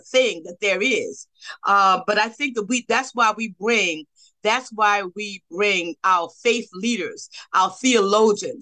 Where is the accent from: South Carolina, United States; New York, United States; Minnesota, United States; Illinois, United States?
South Carolina, United States; growing up in South Carolina